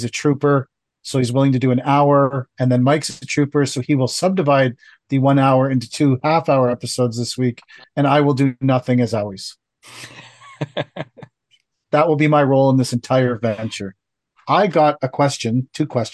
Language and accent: English; Canada; I'm from Canada